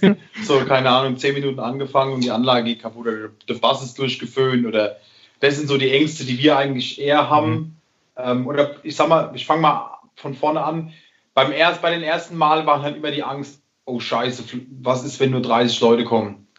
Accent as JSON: {"language": "German", "region": "Rhineland-Palatinate", "country": "Germany", "said": "ich als Pfälzer, ähm, dieses Lebensgefühl im Glas zu haben, das ist einfach ein Stück Heimat"}